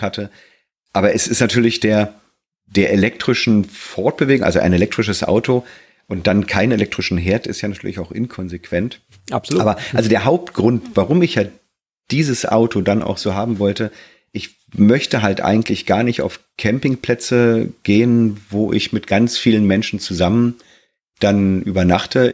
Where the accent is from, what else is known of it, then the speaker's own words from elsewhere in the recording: Germany; also born or lived in Black Forest; als Deutscher